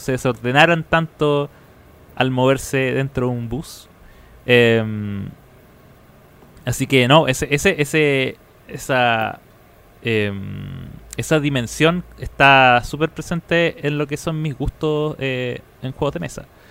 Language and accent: Spanish; Viña del Mar, Valparaíso, Chile; moved away; cada vez que yo viajaba a, mi ciudad natal.